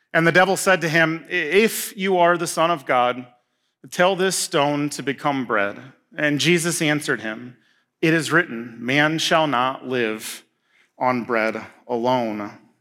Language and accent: English; Indiana, United States; moved away as an adult; now in Marquette, United States; I'm from Indiana, so, like, soybeans and corn and, I mean, rolling hills